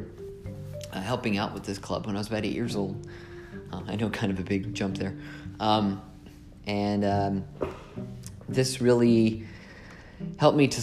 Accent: Indianapolis, Indiana, United States; I'm from Indianapolis, Indiana

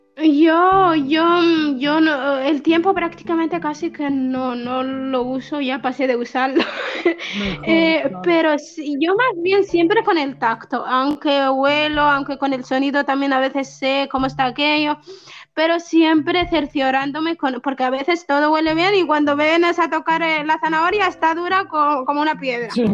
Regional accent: Western Sahara; also born or lived in Spain; now in Tindouf, Algeria; tengo 26 años y, y, soy saharaui. Vivo en los campamentos de refugiados de, de, Tinduf, en Argelia

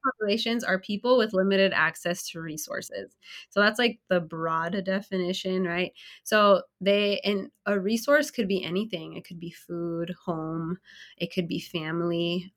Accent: California, United States; also born or lived in Illinois; I moved from Illinois back home to California

